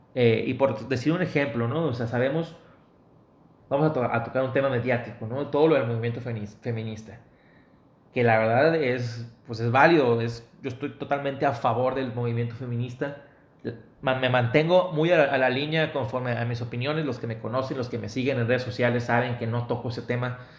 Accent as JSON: {"language": "Spanish", "town": "Mexicali", "region": "Baja California", "country": "Mexico", "tie": "born or raised there", "moved": "yes", "lives_now": "Monterrey, Mexico", "said": "ahorita vivimos en Monterrey, en mi ciudad natal, Mexicali, en mi estado, Baja California, en mi estado actual, Nuevo León"}